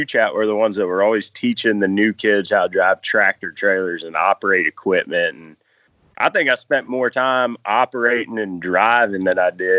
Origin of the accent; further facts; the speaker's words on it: Charlottesville, Virginia, United States; Charlottesville, Virginia.